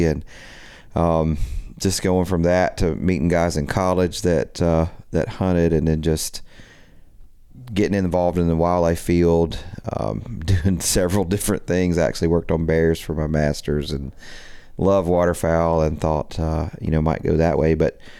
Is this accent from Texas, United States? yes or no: no; Pulaski, Tennessee, United States; That's right. That's right. Pulaski, Tennessee.